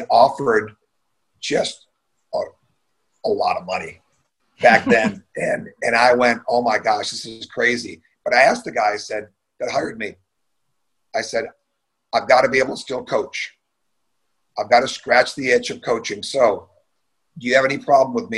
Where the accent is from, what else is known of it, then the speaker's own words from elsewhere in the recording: Michigan, United States; I was born and raised in Michigan